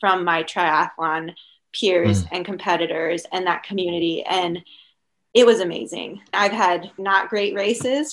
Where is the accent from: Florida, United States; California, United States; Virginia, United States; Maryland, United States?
Maryland, United States; moved away as an adult; also born or lived in Colorado / Syracuse, New York